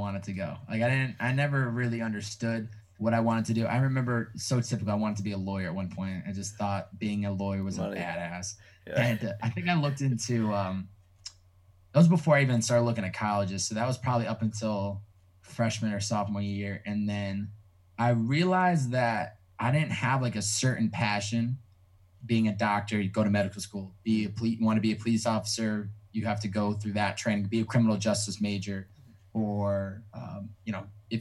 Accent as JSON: {"language": "English", "town": "Chicopee", "region": "Massachusetts", "country": "United States", "tie": "born or raised there", "also_born_or_lived": "Newton, Massachusetts", "moved": "as an adult", "lives_now": "Los Angeles, United States", "said": "I'm from Chicopee, Mass"}